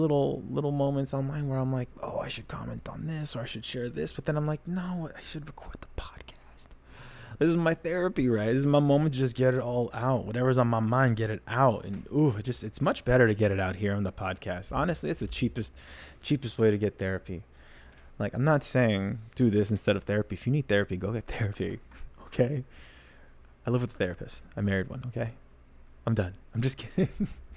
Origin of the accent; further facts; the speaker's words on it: United States; I'm American